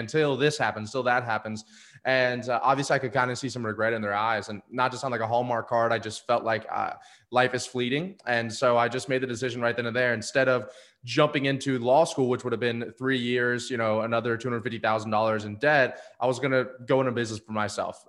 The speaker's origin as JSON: {"language": "English", "town": "Destin", "region": "Florida", "country": "United States", "tie": "born or raised there", "also_born_or_lived": "Atlanta, Georgia", "moved": "as an adult", "said": "my hometown in Destin, Florida"}